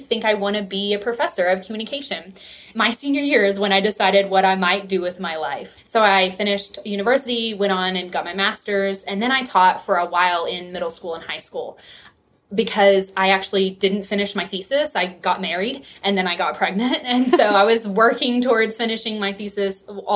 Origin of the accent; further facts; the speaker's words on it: West Texas, United States; accent: Texas; I am from West Texas. I grew up on a farm right on the Texas-New Mexico state line. And so if you hear that Texas accent, I apologize.